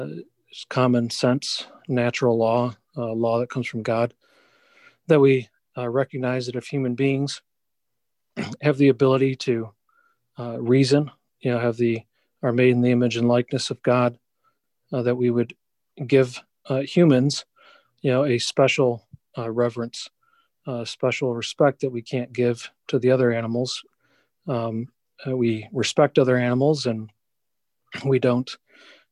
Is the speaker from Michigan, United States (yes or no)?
yes; Shelby Township, Michigan, United States; I grew up in Shelby Township, Metro Detroit area.